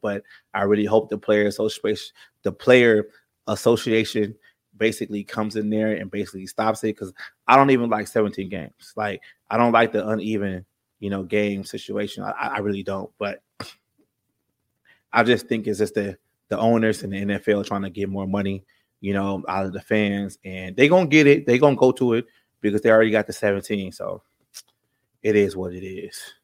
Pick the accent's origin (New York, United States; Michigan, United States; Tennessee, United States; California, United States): California, United States; I'm from California. I live in San Bernardino right now